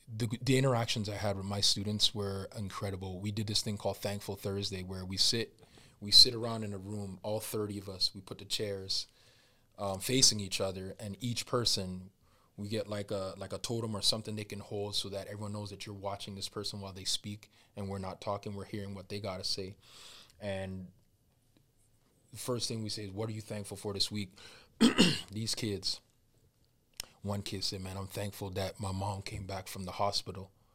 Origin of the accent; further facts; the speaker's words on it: Jamaica; I'm Jamaican and that I'm black